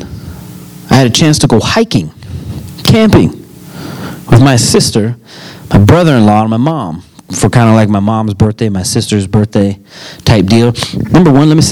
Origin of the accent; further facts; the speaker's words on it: United States; I'm an American citizen. Why is that? Because I was born here